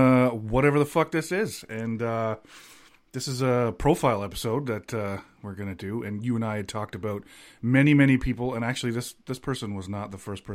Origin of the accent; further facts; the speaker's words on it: Canada; also born or lived in Toronto; we are Canadian